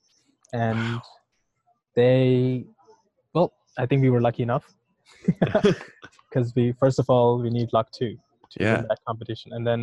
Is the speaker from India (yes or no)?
yes; India; moved away; I'm from India